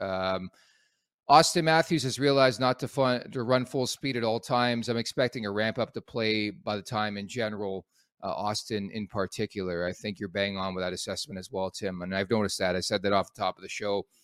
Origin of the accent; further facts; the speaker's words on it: Montreal, Quebec, Canada; moved away; I was born in Montreal, if you can believe that.